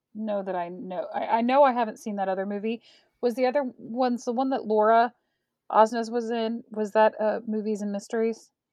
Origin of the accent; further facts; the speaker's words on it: Prairie Village, Kansas, United States; I'm from Kansas City, well, right outside of Kansas City, in a little town called Prairie Village